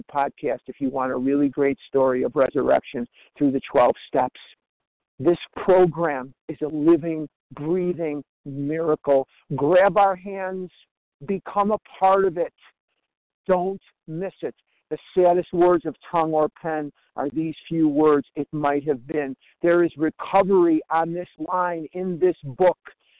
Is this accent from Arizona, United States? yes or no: yes; Scottsdale, Arizona, United States; I'm from Scottsdale, Arizona.